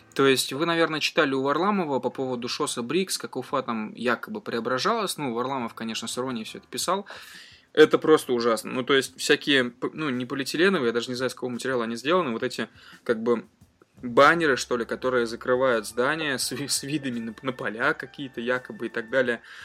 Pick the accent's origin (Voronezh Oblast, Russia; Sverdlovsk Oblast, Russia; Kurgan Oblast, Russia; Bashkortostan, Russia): Bashkortostan, Russia; Ufa; now in Moscow, Russia; я родом из Уфы, живу в Москве